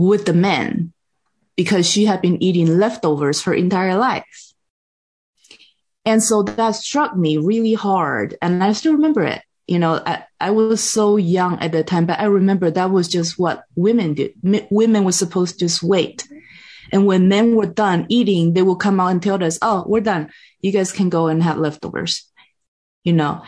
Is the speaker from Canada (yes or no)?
no; Taiwan; English is a second language; moved away as an adult; also born or lived in Texas, United States; now in United States; I grew up in Taiwan and in a Buddhist environment